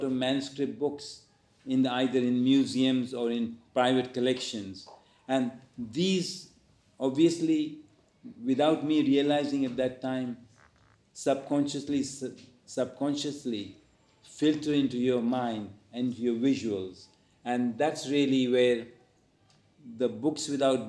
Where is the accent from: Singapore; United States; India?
India; now in London, United Kingdom; I have an Indian nationality because that's where I was born. And then once I settled here, I became a British national.